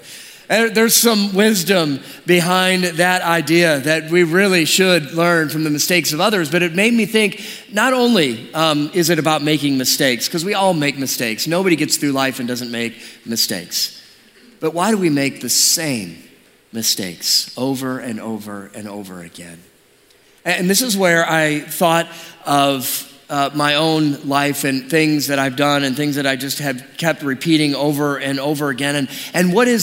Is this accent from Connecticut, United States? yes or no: no; Detroit, Michigan, United States; moved away; also born or lived in California; I grew up in Detroit